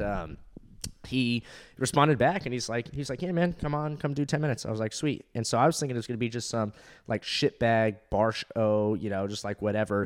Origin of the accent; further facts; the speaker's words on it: Orange County, California, United States; moved away as an adult; also born or lived in Fort Walton Beach, Florida; I'm from Orange County, California